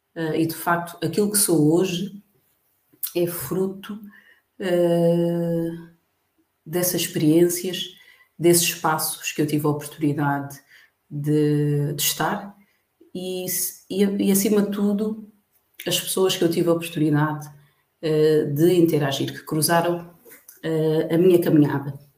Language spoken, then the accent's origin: Portuguese; Barreiro, Lisbon, Portugal; moved away as an adult; also born or lived in Benguela, Angola / Luanda, Angola; now in Angola; sou barreirense, nasci no Hospital do Barreiro, para quem conhece Lisboa, Margem Sul